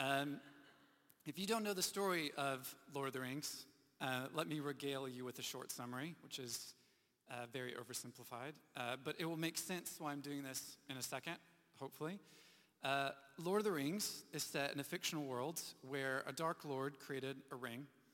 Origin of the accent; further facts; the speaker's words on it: United States; moved away; growing up in the U.S., living through some hurricanes